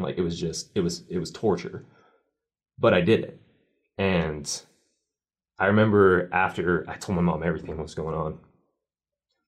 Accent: Utah, United States; I grew up in Utah, even though I was baptized

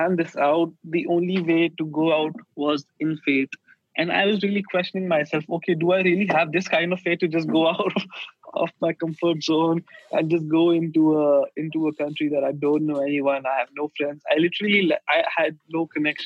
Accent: India; moved away as an adult; also born or lived in Sweden; since we are from India, like, hospitality is our culture

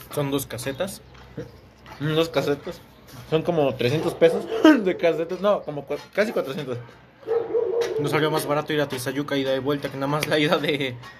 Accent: Ecatepec, State of Mexico, Mexico; somos de Catepec

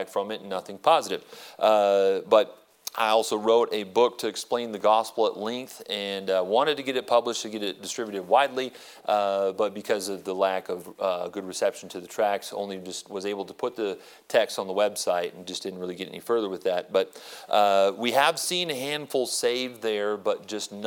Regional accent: Prescott, Arizona, United States; moved away as an adult; also born or lived in Phoenix, Arizona; And so I was born here, born in Phoenix, and I was raised in Prescott

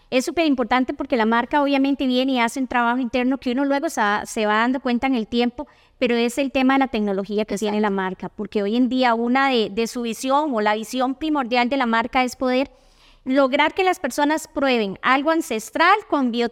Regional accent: Puntarenas, Costa Rica; born there; now in San José, Costa Rica; soy porteña. Hace mucho tiempo eh, dejé Punta Arenas, pero ahí nací. He vivido siempre en San José

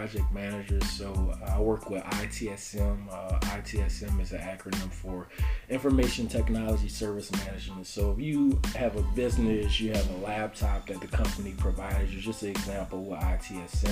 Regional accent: New Orleans, Louisiana, United States; also born or lived in San Antonio, Texas; I'm a native of New Orleans. I grew up in New Orleans East

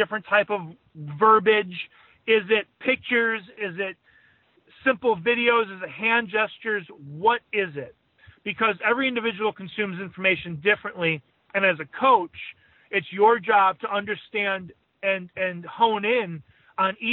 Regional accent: Chicago, Illinois, United States; growing up in Chicago

